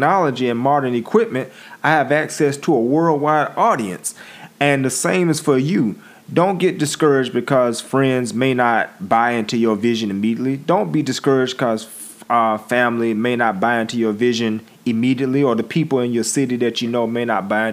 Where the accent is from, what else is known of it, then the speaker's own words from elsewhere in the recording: Pensacola, Florida, United States; I'm a dude from Pensacola, Florida